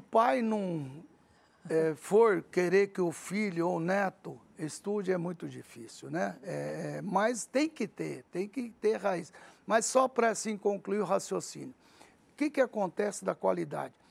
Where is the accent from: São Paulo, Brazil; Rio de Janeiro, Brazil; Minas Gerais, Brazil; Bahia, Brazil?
São Paulo, Brazil; Araçatuba; first language Arabic; Portuguese is a second language; also born or lived in Lebanon; eu não falava português, para Aracatuba. Comecei a estudar lá